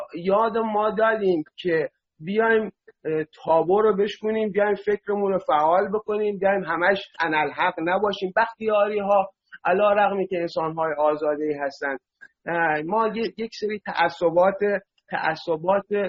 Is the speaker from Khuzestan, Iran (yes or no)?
yes; Masjed Soleyman, Khuzestan, Iran; من بختیاری هستم بچه مسجد سلیمان هم هستم